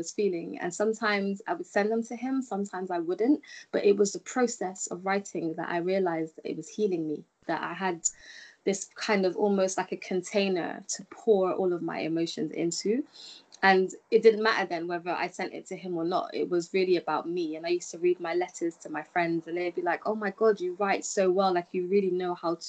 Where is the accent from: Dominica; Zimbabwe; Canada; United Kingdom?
United Kingdom; as a British person